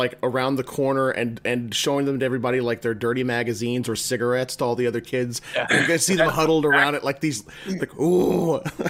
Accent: Van Buren, Arkansas, United States; Van Buren. It's Van Buren is right on the right outside of Fort.

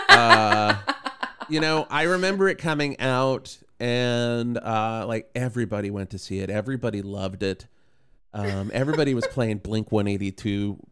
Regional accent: Radford, Virginia, United States; moved away; I grew up in Radford, so it's in the southwest corner, um, little south of Roanoke

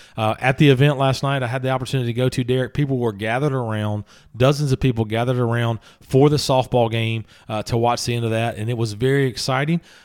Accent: Louisiana, United States; moved away as an adult; also born or lived in Alabama / Mississippi; I didn't go to school in my home state. I'm from Louisiana

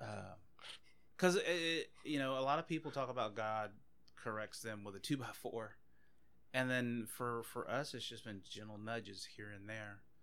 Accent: Anacoco, Louisiana, United States; also born or lived in Oakdale, Louisiana; I grew up in Anacoco, which is about an hour north of here, a little, maybe a little less, uh, and I mean, grew up from sixth grade up until I graduated high school

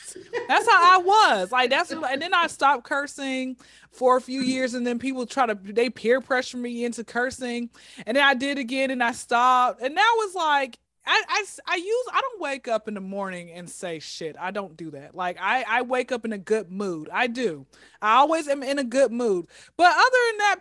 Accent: Atlanta, Georgia, United States; I was came out of the womb in Crawford Long Hospital in Atlanta

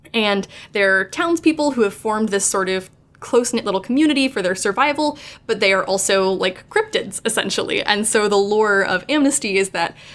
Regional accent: Morgantown, West Virginia, United States; moved away as an adult; native West Virginian, I was born and raised in Morgantown for the first 18 years of my life, and I only left when I went to go to college

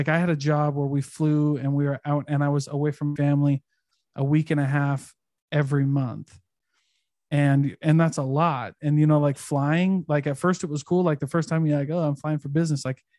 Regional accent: Midwest, United States; Like my hometown, when I was growing up in the Midwest, my hometown, the average income in my hometown was like 30 or 40K.

